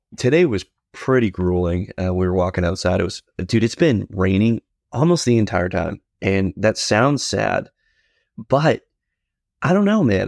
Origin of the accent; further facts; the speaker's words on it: New England, United States; growing up in New England